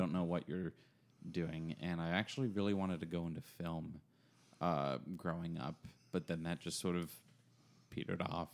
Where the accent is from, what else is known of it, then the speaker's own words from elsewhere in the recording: Apex, North Carolina, United States; also born or lived in Cary / Greensboro / Raleigh; now in Chapel Hill, United States; I grew up around the Triangle. Used to live over in Apex.